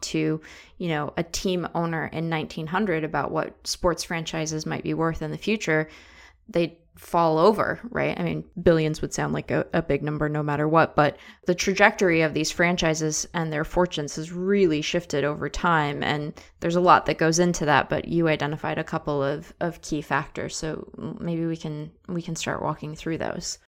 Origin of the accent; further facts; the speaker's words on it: Seattle, Washington, United States; I'm from Seattle